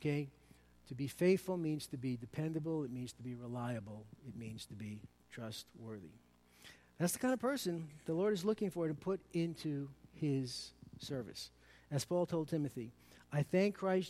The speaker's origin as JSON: {"language": "English", "town": "New York City", "region": "New York", "country": "United States", "accent": "Brooklynese", "said": "by my Brooklynese accent, I'm from New York City"}